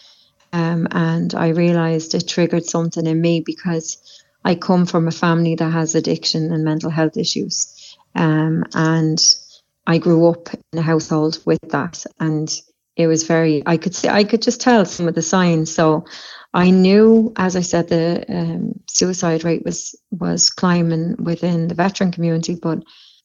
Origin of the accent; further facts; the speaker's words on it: Dublin, Leinster, Ireland; moved away; I come from Dublin in Ireland, and I have family in law enforcement in Ireland